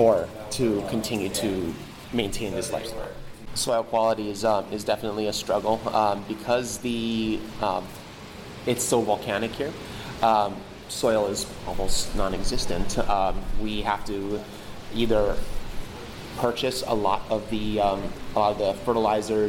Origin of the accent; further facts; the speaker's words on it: Oahu, Hawaii, United States; moved away as an adult; now in Big Island, Hawaii, United States; I grew up on Oahu, and it's really different here